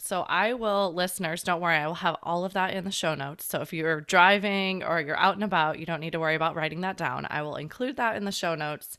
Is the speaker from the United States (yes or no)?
yes; Flat, Illinois, United States; which growing up in Flat, Illinois was not a...